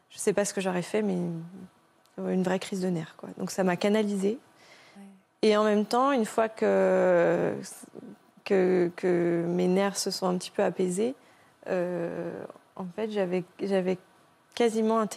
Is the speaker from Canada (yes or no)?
no; France; c'est pas sûr que nous, de notre côté, en tant que bon français, on aurait fait la même chose, quoi.